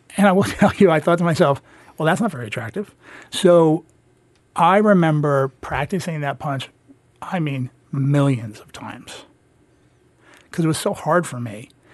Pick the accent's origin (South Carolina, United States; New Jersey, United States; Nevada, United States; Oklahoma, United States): New Jersey, United States; I grew up in New Jersey, and I definitely consider myself a Jersey kid